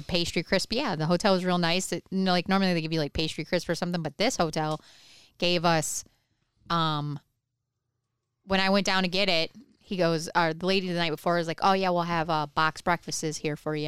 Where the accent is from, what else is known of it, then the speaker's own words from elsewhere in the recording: Michigan, United States; now in Ohio, United States; I grew up in Michigan